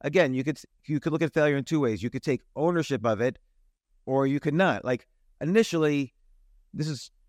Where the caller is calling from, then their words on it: Georgia, United States; Well, I am about an hour north of a city called Atlanta in the United States.